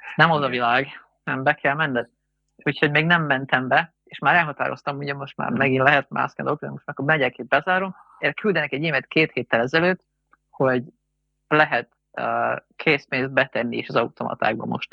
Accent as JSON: {"language": "Hungarian", "country": "Hungary", "said": "mert magyarok vagyunk"}